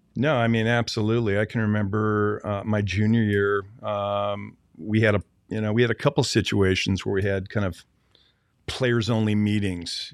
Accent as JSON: {"language": "English", "town": "Seattle", "region": "Washington", "country": "United States", "tie": "born or raised there", "moved": "yes", "said": "I grew up in Seattle, Washington"}